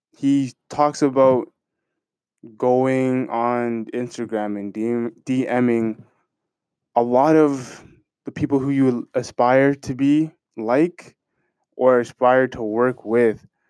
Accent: Canada; Me being a Canadian citizen

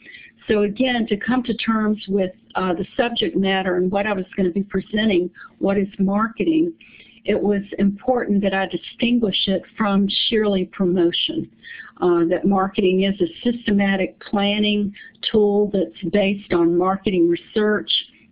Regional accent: Florida, United States; I'm from Florida.

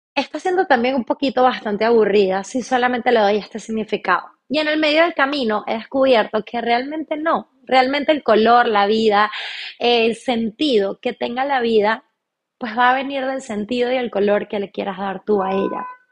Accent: Venezuela; moved away as an adult; also born or lived in Chile; now in Argentina; pues soy venezolana. Actualmente estoy viviendo en Argentina, tengo casi seis meses viviendo en este hermoso país. Me vine para Argentina después de vivir cinco años y medio en Chile, donde Previamente viví 23 años de mi vida en Venezuela

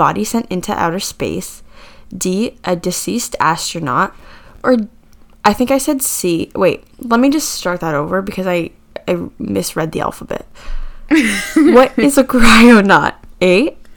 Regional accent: Canada; growing up in Canada

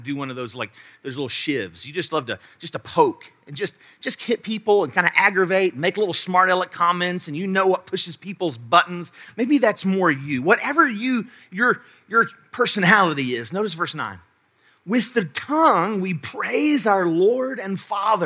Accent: Charleston, United States; I moved back here to Charleston, my hometown, my home state

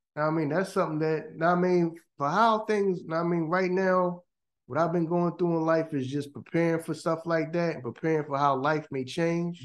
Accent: Philadelphia, Pennsylvania, United States; Here in Philly, we just didn't wear those.

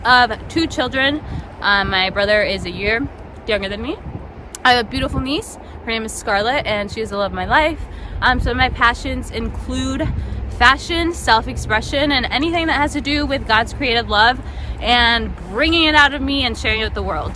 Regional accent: Minnesota, United States; also born or lived in Mexico; I was born in Mexico, raised in Minnesota. I've been here for over 20 years.

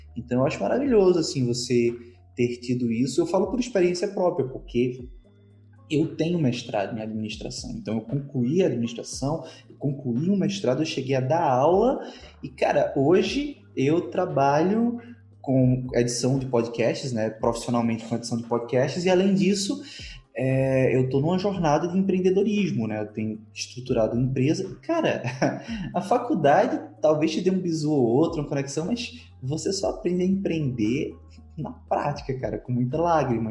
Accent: Northeast Region, Brazil; eu já sou do Nordeste

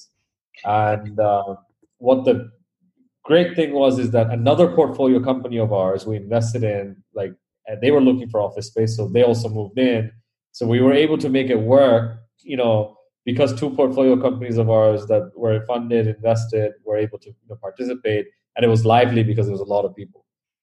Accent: Bangladesh; growing up in Bangladesh, we never had unlimited money, unlimited anything.

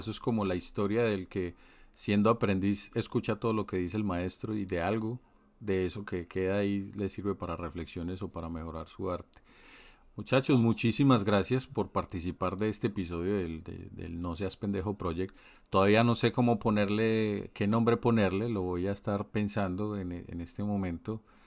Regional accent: Colombia; moved away; Yo como colombiano que vivo en el exterior

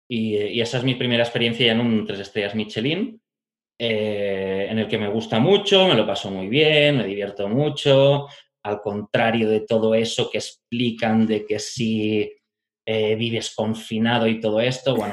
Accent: Barcelona, Catalonia, Spain; also born or lived in Italy / France; nací en Barcelona, me he criado en varios sitios durante mi infancia, entre Barcelona, el Pirineo, Italia y Francia.

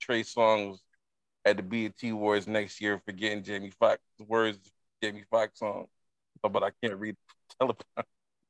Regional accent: Jamaica; I already told you, I'm Jamaican.

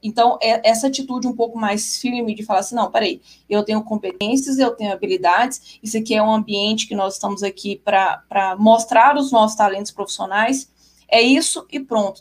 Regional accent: Goiânia, Goiás, Brazil; eu sou de Goiânia

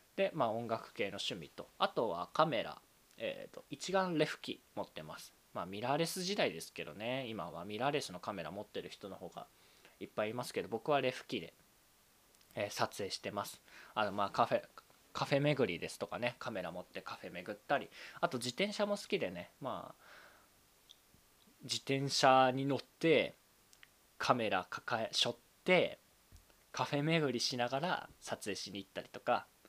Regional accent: Saitama, Japan; also born or lived in Tokyo; 東京生まれ、埼玉育ち、二十四歳のサラリーマンです。

